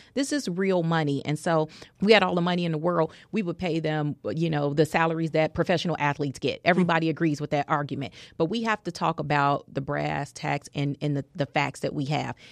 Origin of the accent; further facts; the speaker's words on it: Chicago, Illinois, United States; Auburn Gresham. That's the community I was born and raised